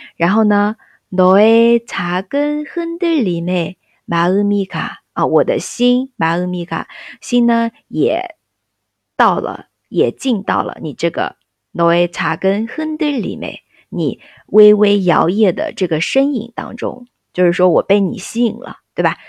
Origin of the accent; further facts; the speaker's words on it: China; 就像我们中国人说数字八的时候